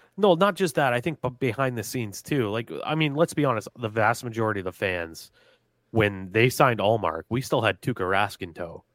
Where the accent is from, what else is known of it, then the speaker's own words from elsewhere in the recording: New England, United States; growing up in New England